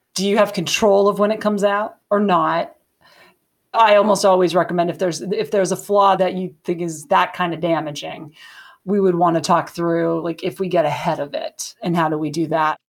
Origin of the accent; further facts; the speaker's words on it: Montana, United States; I'm from Montana